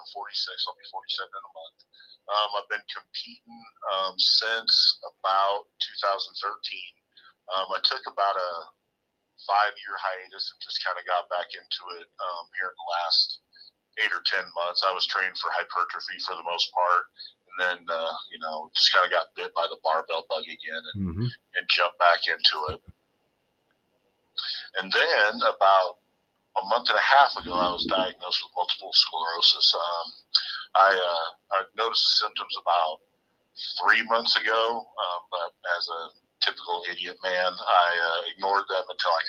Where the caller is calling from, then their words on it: Parker, Colorado, United States; Parker, Colorado.